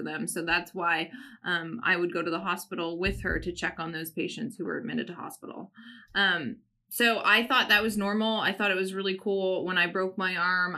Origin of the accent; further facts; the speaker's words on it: Canada; I grew up in Canada.